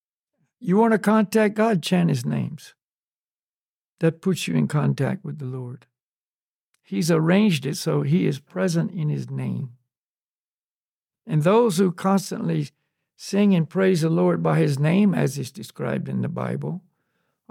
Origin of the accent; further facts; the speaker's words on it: the South, United States; I grew up in the South, and there was, you know, black Christian churches and white Christian